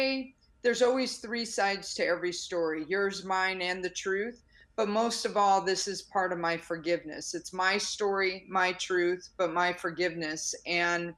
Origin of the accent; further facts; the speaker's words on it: Chicago, Illinois, United States; I grew up in the South Side of Chicago, single parent on food stamps